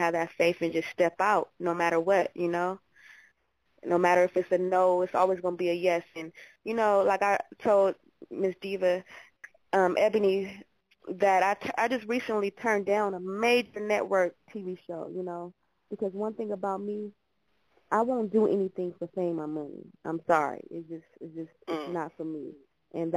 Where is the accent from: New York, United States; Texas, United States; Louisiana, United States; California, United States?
California, United States; Los Angeles; I'm born and raised. I'm from L.A. I reside in Hollywood, California